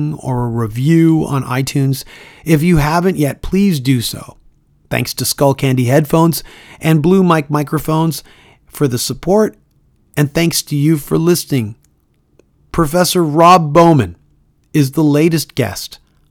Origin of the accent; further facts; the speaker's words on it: Toronto, Ontario, Canada; Toronto, Ontario, Canada, my hometown